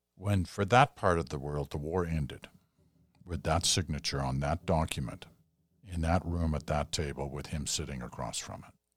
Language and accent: English; Canada; as a Canadian